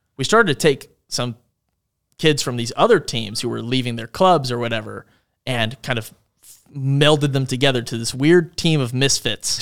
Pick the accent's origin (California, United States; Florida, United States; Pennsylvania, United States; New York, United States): Pennsylvania, United States; Langhorne; moved away; My hometown, Langhorne. Langhorne, Pennsylvania is in Bucks County.